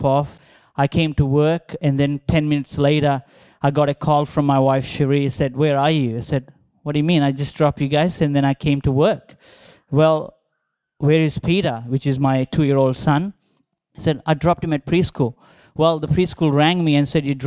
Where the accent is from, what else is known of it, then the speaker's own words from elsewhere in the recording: Visakhapatnam, Andhra Pradesh, India; moved away; growing up in India